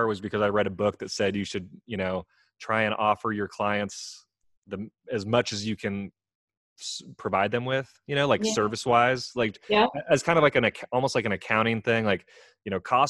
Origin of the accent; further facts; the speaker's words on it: California near San Francisco, United States; moved away as an adult; also born or lived in Greensboro, North Carolina; now in Asheville, United States; I grew up in California near San Francisco, and I went to college in Greensboro, North Carolina